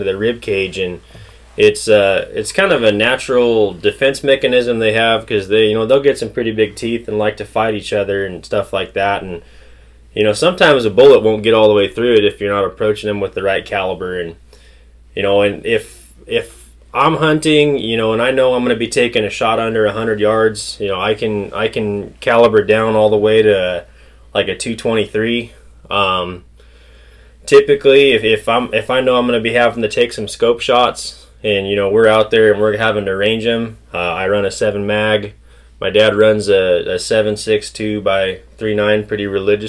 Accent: Paso Robles, California, United States; also born or lived in Salinas Valley, California; I was born in the Salinas Valley and then raised in Paso Robles area, northern San Luis Obispo County

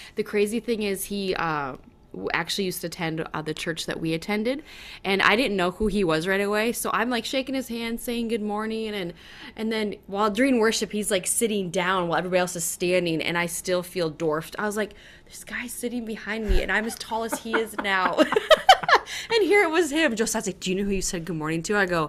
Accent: North Dakota, United States; So I moved from North Dakota, which is a small town, 1,200 people, graduating class of 34.

